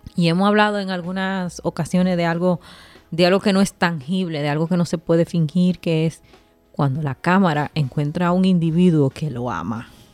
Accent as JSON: {"language": "Spanish", "country": "Dominican Republic", "said": "un país tan conservador como nosotros"}